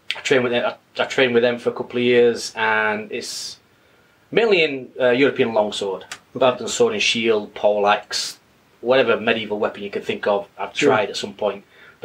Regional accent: Sheffield, Yorkshire and the Humber, United Kingdom; moved away as an adult; also born or lived in Leeds; Sheffield. Okay. It's Northern England.

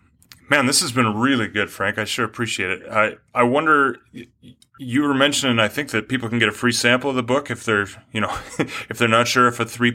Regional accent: Canada; now in United States; I am from Canada. How did you know that?

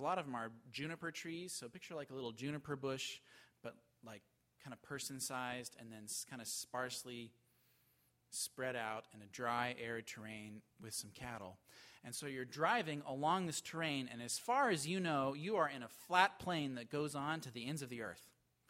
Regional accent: the West, United States; moved away; I grew up in the West

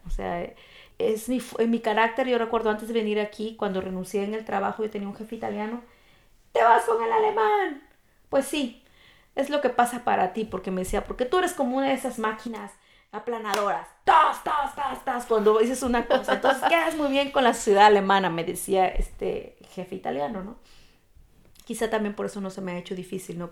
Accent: Mexico; moved away as an adult; also born or lived in Spain; now in Germany; Yo soy una mexicana orgullosa y yo siempre digo soy mexicana, aunque tengo la nacionalidad alemana

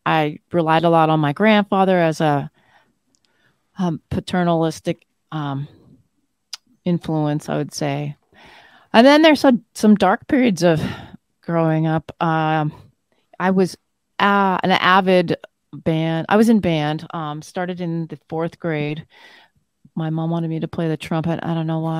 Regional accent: Flin Flon, Manitoba, Canada; I was born in a place called Flin Flon in Manitoba, Canada. Um, so I'm Canadian born and raised

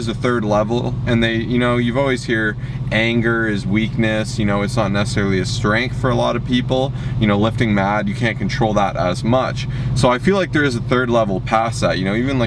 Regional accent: Toronto, Ontario, Canada; We're from Toronto, Ontario, Canada

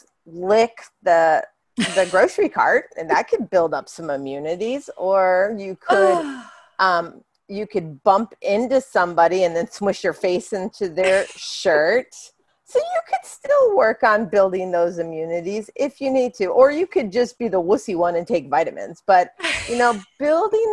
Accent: Hawaii, United States; I grew up in Hawaii

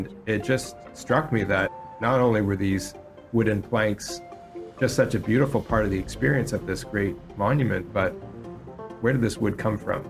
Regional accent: near Toronto, Ontario, Canada; I grew up in Canada, near the largest city in Canada, Toronto

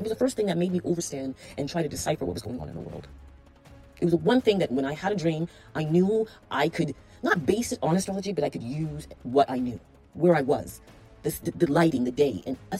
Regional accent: Toronto, Ontario, Canada; I remember growing up in Appleworth, Corporate Junior Public School. And a group of girls. Shout out to the Appleworth girls. I don't know where you are right now in Toronto, Canada.

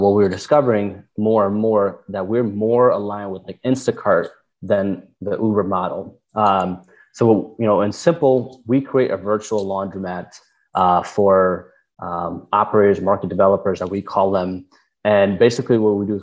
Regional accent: Detroit, Michigan, United States; I grew up mostly in Michigan, like Metro Detroit area. Grew up there with my family.

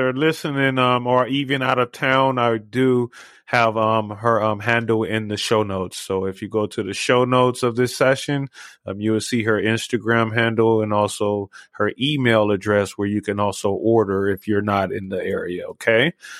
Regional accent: Southern California, United States; now in Las Vegas, United States; I've been out here 21 years.

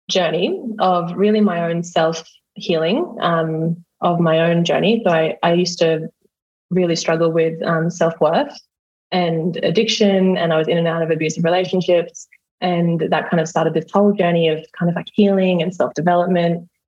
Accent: Australia; accent: Australian; I'm a hypnotherapist and an RTT practitioner. And I'm Australian, as you can tell probably by my accent.

